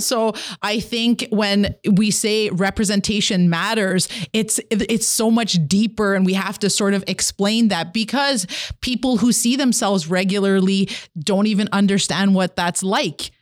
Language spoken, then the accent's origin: English; Kitigan Zibi, Quebec, Canada